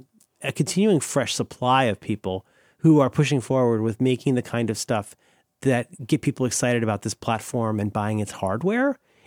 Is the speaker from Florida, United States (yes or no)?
yes; Florida, United States; But I am from Florida, so I'm always willing to speculate.